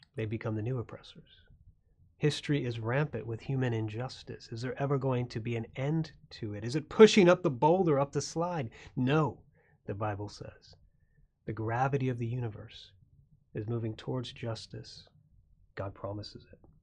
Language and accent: English; Florida, United States; I grew up in Florida